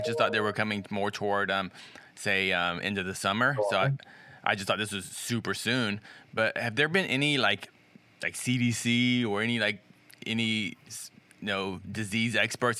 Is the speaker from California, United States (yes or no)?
no; Jacksonville, Florida, United States; moved away; also born or lived in Daytona Beach, Florida; I was born in Jacksonville. It's born in Jacksonville.